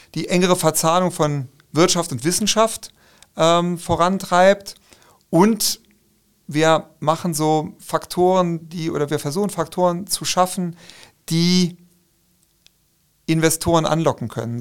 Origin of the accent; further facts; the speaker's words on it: Saarland, Germany; bei uns im Saarland und Rheinland-Pfalz